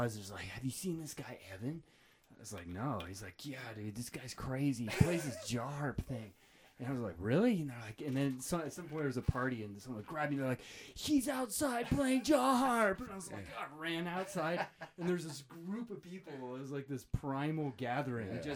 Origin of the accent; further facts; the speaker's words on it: Bainbridge Island, Washington, United States; moved away; I'm from Bainbridge Island, across from Seattle